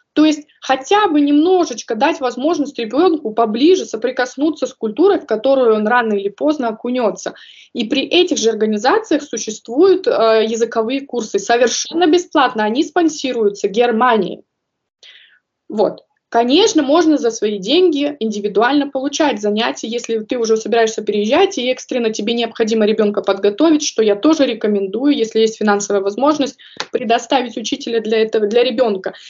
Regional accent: Kazakhstan; moved away as an adult; also born or lived in North Rhine-Westphalia, Germany; now in Stuttgart, Germany; я родом из Казахстана

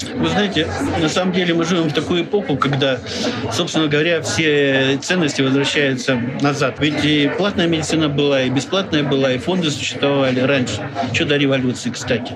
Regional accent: Irkutsk, Irkutsk Oblast, Russia; я иркутянин

